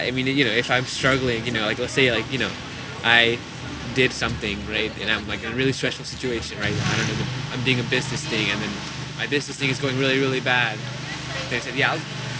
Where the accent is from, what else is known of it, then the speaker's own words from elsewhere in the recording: India; now in San Antonio, United States; I'm Indian